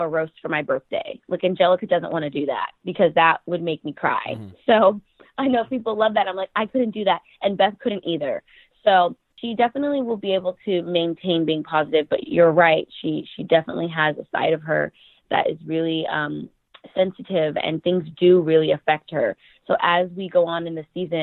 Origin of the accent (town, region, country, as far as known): United States; born or raised there